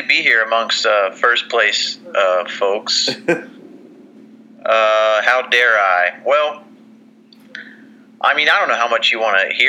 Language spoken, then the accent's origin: English; Houston, Texas, United States; also born or lived in Oklahoma / Dallas, Texas; I think the words growing up are appropriate when you talk about my time in Houston.